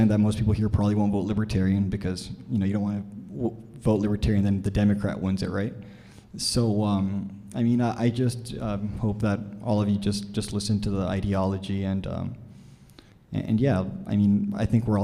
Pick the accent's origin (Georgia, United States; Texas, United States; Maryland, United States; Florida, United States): Texas, United States; Brownsville; moved away as an adult; also born or lived in Dallas, Texas; I'm from Brownsville, Texas. I went to a Catholic high school over there